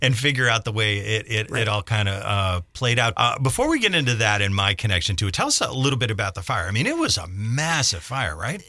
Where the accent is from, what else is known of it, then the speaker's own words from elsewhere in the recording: Scranton, Pennsylvania, United States; as a kid growing up in Scranton, we played a lot in and around the old coal mines